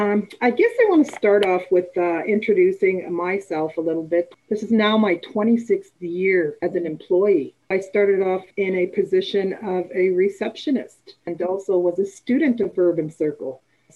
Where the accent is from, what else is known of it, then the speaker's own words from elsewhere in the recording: Winnipeg, Manitoba, Canada; I was born here in the North End. Have grown up and was raised in the North End, and I'm still living here in the North End city of Winnipeg.